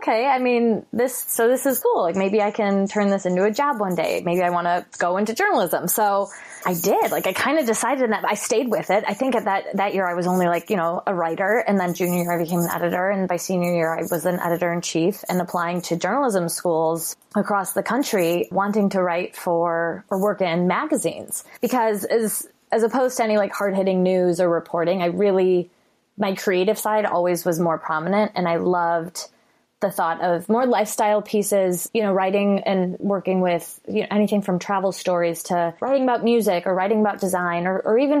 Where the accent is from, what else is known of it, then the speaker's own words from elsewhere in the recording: Chicago, Illinois, United States; I'm from Chicago